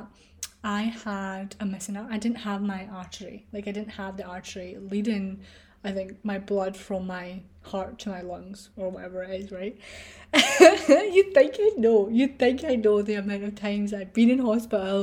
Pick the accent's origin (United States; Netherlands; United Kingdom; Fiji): United Kingdom; Scotland; I was born in a hospital in my hometown, and then I was rushed in the ambulance to a hospital in Glasgow